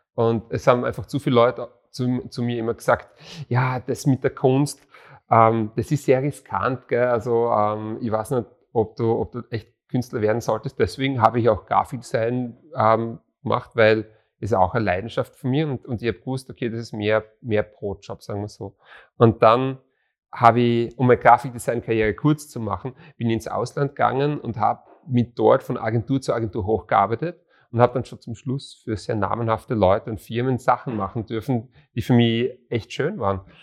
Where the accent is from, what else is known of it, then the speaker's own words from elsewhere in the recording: Graz, Styria, Austria; also born or lived in Bruck an der Mur / Monterey, California; wir sind ja Grazer